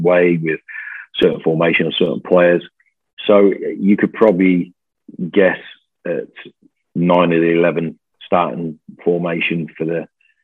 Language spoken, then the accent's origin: English; Coventry, West Midlands, United Kingdom; now in Glasgow, United Kingdom; I was born in Coventry